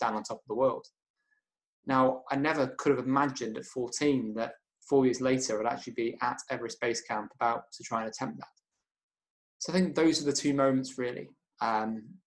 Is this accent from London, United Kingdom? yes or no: no; Chester, North West England, United Kingdom; moved away as an adult; now in Kendal, United Kingdom; I was brought up in Chester. I'm 24 now, but I lived there all my life until last year when I now moved to Kendal.